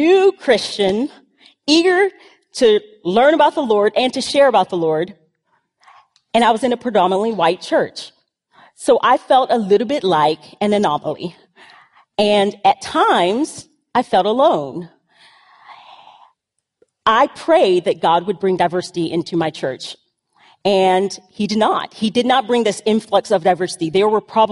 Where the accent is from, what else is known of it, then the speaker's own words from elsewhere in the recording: the South, United States; I grew up in the South